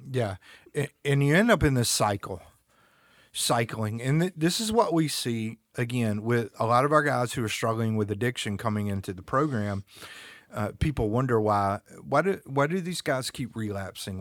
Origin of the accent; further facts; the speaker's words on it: North Carolina, United States; also born or lived in Germany; I'm from the South, North Carolina. We like to fish and we like to hunt